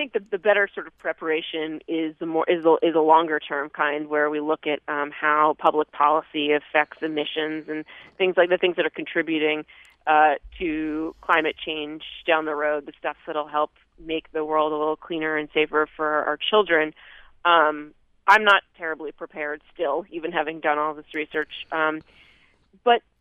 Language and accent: English; Vermont, United States; growing up in Vermont